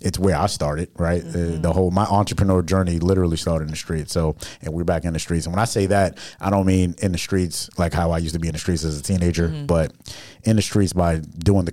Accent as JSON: {"language": "English", "town": "New York City", "region": "New York", "country": "United States", "said": "I'm from New York City where we move on moving objects all the time."}